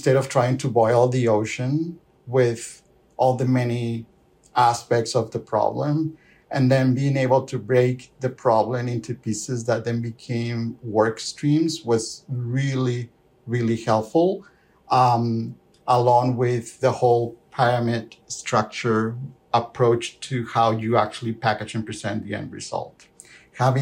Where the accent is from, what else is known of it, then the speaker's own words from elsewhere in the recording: Peru; moved away as an adult; also born or lived in Lima, Peru / Ontario, Canada; now in Calgary, Canada; I'm originally from Peru. First half of my career, I spent it in Lima